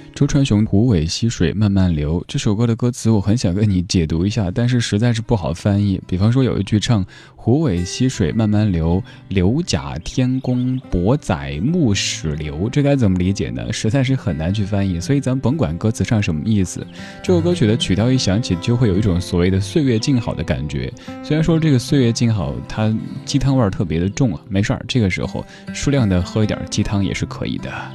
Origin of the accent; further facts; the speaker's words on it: Chengdu, Sichuan, China; now in Beijing, China; 生活在我们的家乡成都